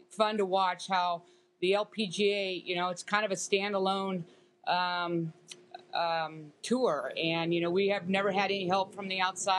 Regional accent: United States; as an American

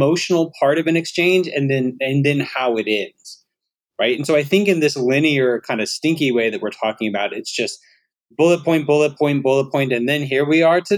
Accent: Alabama, United States; I'm from Alabama

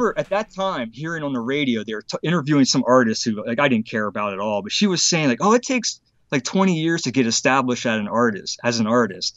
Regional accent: Harrisburg, Pennsylvania, United States; Harrisburg, Pennsylvania

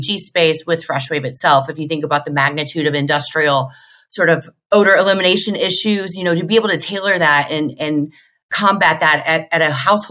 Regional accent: Central Illinois, United States; I'm from Central Illinois

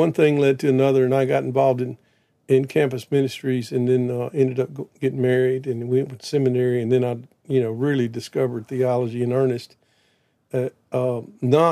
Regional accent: Prentiss, Mississippi, United States; I grew up in South Mississippi in a little town called Prentice, 1,000 people

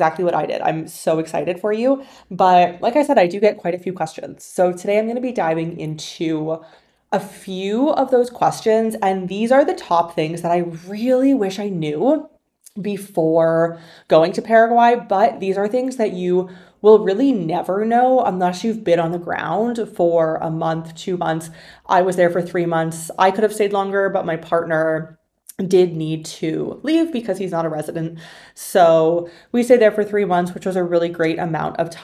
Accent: Canada; moved away; my home country of Canada

